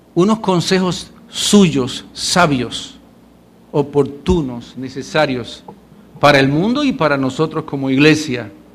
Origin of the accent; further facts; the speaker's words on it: Puerto Rico; Puertorriqueños somos puertorriqueños